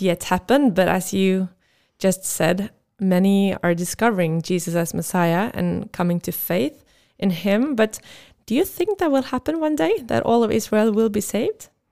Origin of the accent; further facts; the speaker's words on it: Norway; me growing up in Norway